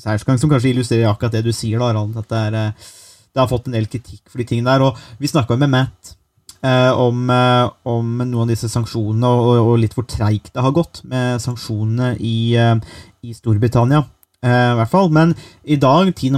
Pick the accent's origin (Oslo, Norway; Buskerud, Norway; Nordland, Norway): Buskerud, Norway; jeg kommer fra Buskerud.